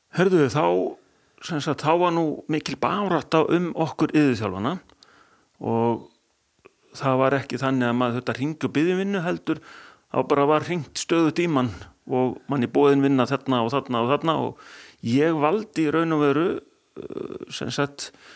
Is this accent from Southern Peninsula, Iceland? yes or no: no; Akureyri, Northeastern Region, Iceland; ég er fættur og uppalinn hérna á Akureyri